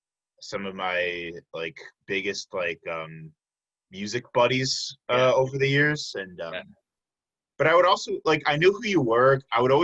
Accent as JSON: {"language": "English", "area": "South Suburbs of Chicago", "region": "Illinois", "country": "United States", "said": "I'm from the South Suburbs."}